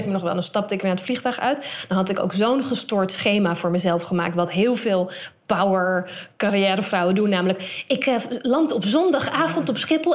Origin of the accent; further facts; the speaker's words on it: Netherlands; Ik ben in Nederland opgegroeid